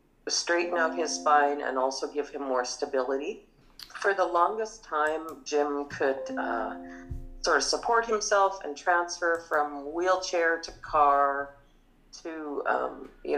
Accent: Morris, Manitoba, Canada; we grew up in small town Morris

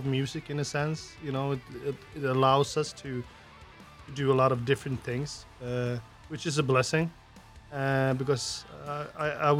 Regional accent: Sweden; from Sweden

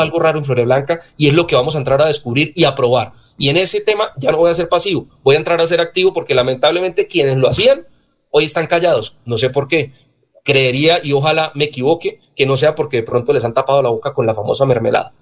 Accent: Floridablanca, Santander, Colombia; moved away as an adult; now in Bogotá, Colombia; Yo soy florideño

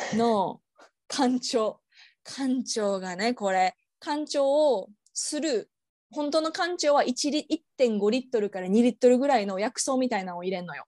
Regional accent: Japan; now in Australia; 日本で生まれ育った

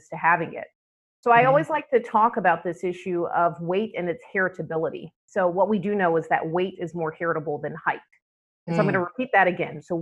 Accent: Atlanta, Georgia, United States; moved away; I'm from Atlanta, Georgia. Did a lot of my training in Atlanta

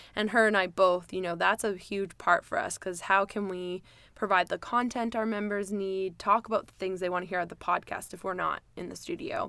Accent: White Rock, British Columbia, Canada; also born or lived in Florida, United States / Victoria, BC; I lived in White Rock, South Surrey since I moved there when I was seven

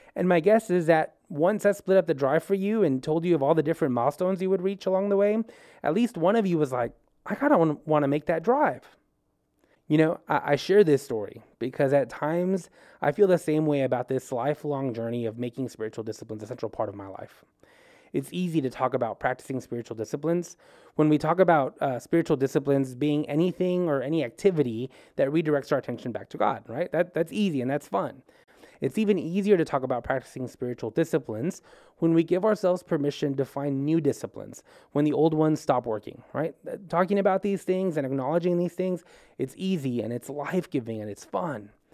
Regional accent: El Paso, Texas, United States; now in Baton Rouge, United States; I'm originally from El Paso, Texas

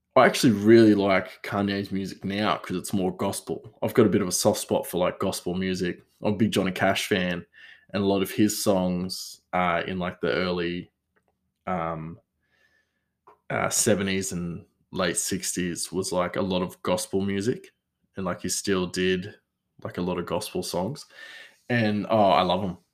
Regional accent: Australia; I'm Australian

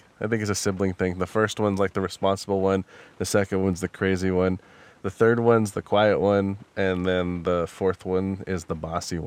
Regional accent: Wyoming, United States; I'm from Wyoming.

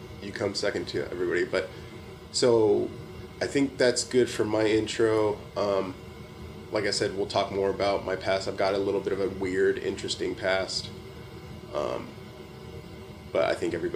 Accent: Southern California, United States; I'm from Southern California, born and raised.

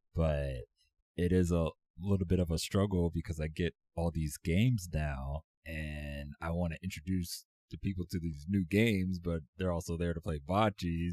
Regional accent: Virginia Beach, Virginia, United States; I grew up in Virginia Beach, and we don't really have a professional team around here

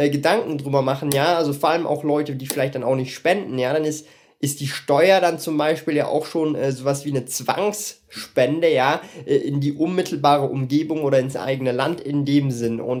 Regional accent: Switzerland; ich bin Schweizer Bürger, ja, äh, ich kann jetzt von mir nicht sagen, ich bin EU-Bürger, weil die Schweiz halt nicht in der EU ist

